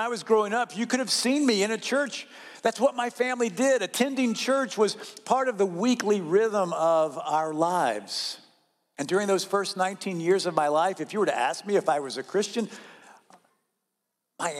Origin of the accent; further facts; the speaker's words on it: North Carolina, United States; I grew up in North Carolina, and that region of the southern United States